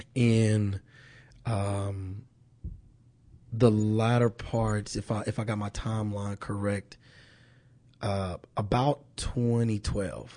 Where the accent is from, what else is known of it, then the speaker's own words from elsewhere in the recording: Kansas City, Missouri, United States; moved away as an adult; born and raised in Kansas City.